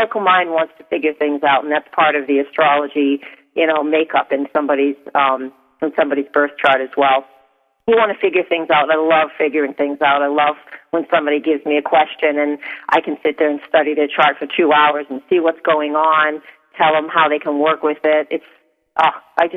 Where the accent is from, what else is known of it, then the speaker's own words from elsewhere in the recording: Portsmouth, New Hampshire, United States; moved away as an adult; I grew up in New Hampshire on the seacoast in Portsmouth.